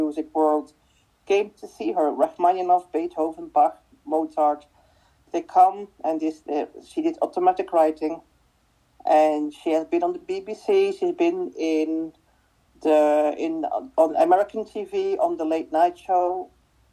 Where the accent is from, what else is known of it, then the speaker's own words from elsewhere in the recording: Belgium; first language Dutch; English is a second language; my native language is Dutch